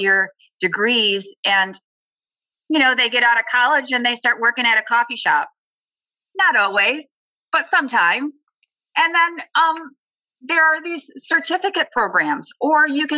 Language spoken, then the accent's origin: English; Lansing, Michigan, United States; growing up in Lansing, most of my family members worked